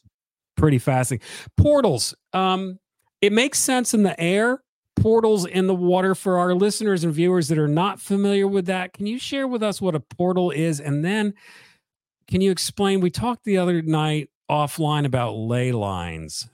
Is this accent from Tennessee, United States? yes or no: no; South Carolina, United States; also born or lived in Charleston / Columbia; I'm from South Carolina.